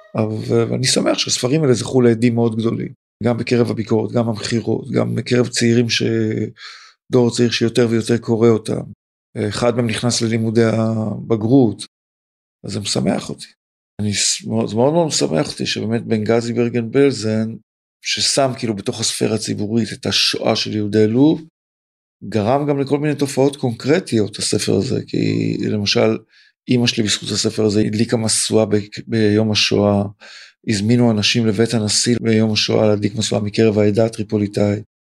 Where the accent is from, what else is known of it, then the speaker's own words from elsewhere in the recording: Tel Aviv, Tel Aviv District, Israel; also born or lived in Pardes Katz / Ramat Gan; אני גם מזרחי, אני גם תל אביבי ובשמאל פה